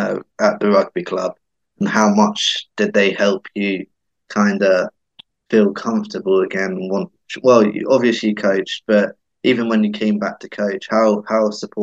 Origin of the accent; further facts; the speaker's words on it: Jersey; It's the rivalry that we all talk about when we're from Jersey.